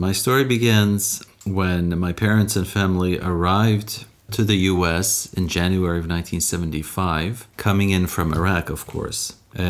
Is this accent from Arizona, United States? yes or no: no; Chicago, Illinois, United States; I grew up in Chicago, a Midwesterner by birth and by training.